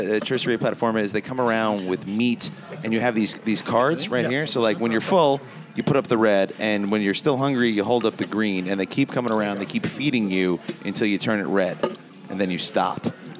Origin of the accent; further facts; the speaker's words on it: United States; I'm American.